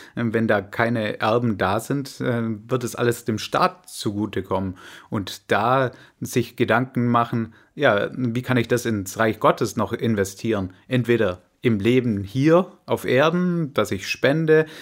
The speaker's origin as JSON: {"language": "German", "region": "Swabia", "country": "Germany", "said": "als Schwabe"}